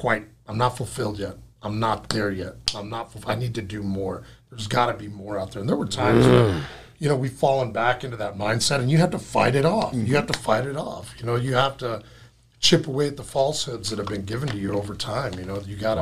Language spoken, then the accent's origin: English; West Texas, United States; moved away as an adult; now in Seattle, United States; Growing up in West Texas